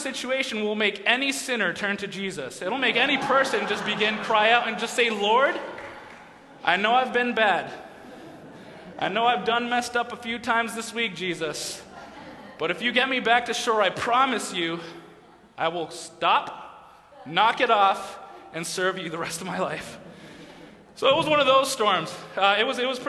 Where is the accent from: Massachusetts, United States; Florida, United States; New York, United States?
Massachusetts, United States; moved away as an adult; So I grew up in New England, I grew up in Massachusetts